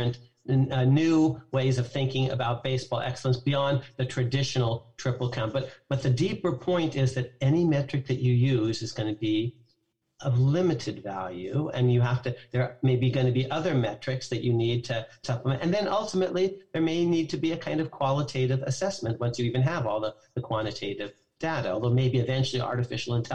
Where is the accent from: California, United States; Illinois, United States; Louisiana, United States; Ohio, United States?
California, United States; San Francisco; I grew up in San Francisco and used to go to San Francisco Giants games